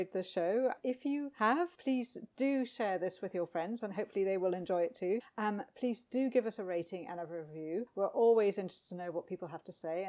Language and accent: English; United Kingdom; being from the UK, having a British passport